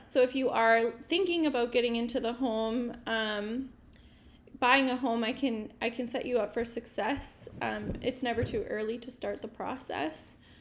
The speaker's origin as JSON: {"language": "English", "town": "Regina", "region": "Saskatchewan", "country": "Canada", "also_born_or_lived": "Vancouver", "said": "I am also from Regina"}